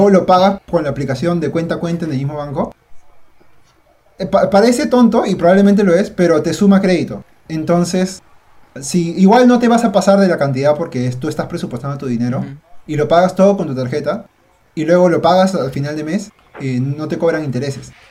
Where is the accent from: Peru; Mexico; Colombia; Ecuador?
Peru; y siendo peruano, o sea, yo nacido acá.